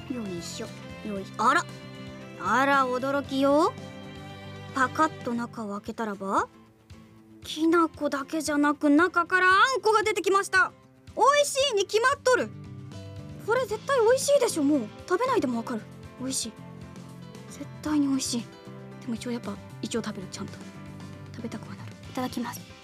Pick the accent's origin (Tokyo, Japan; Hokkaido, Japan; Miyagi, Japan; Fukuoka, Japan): Fukuoka, Japan; Kitakyushu; born or raised there; moved away